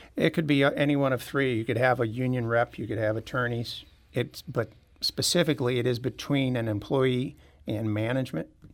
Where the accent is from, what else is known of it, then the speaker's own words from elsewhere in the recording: Clayton, Missouri, United States; moved away as an adult; also born or lived in San Diego, California / Atlanta, Georgia; I grew up in Clayton